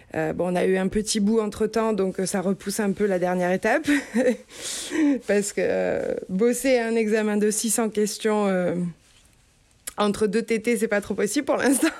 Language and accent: French; Marseille, Provence-Alpes-Côte d'Azur, France; moved away as an adult; now in San Luis Obispo, United States; je suis originaire du sud de la France, euh, j'ai grandi entre Aix-en-Provence et Marseille